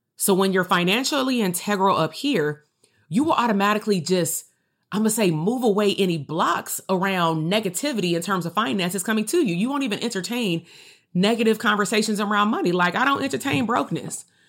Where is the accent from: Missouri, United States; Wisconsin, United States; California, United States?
California, United States; Compton; I'm still from Compton.